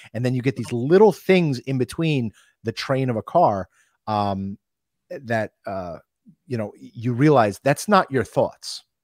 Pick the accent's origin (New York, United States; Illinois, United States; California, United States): New York, United States; North Shore of Long Island; I grew up on the North Shore of Long Island